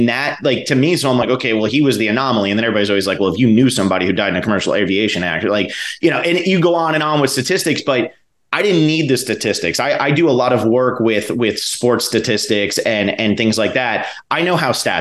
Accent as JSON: {"language": "English", "region": "New Jersey", "country": "United States", "tie": "born or raised there", "also_born_or_lived": "Miami, Florida", "moved": "as an adult", "said": "when I was a kid, I grew up in New Jersey"}